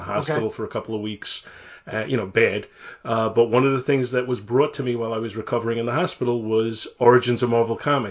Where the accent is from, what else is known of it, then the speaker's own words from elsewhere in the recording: New York City, New York, United States; now in Long Island, United States; I live in Long Island now, but I grew up in Brooklyn